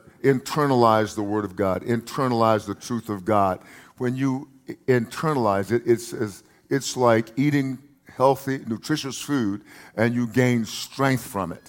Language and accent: English; United States; I'm speaking from the United States of America